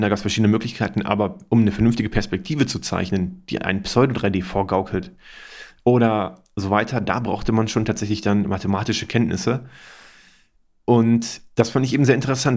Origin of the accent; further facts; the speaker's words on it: Germany; hier bei uns in Deutschland